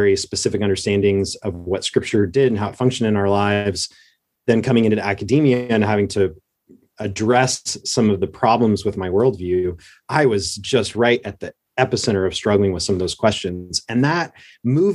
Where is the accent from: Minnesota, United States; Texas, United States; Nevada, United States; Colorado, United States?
Colorado, United States; Southern; moved away as an adult; also born or lived in Oklahoma; I grew up in Southern Colorado in a little one horse town in Colorado